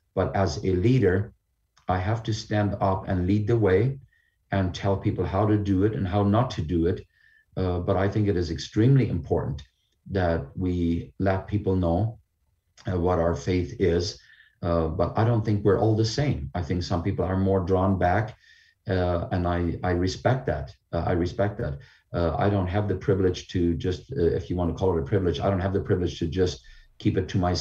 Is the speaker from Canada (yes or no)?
yes; Canada; our Canadian Charter of Rights and Freedoms